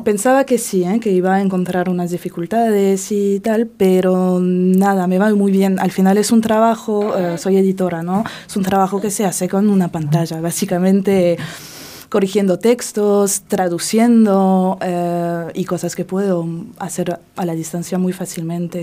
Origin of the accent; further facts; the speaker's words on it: France; also born or lived in Barcelona, Spain; now in Menorca, Spain; soy francesa y es estuve viviendo en Barcelona durante tres años y recién me mudé a Menorca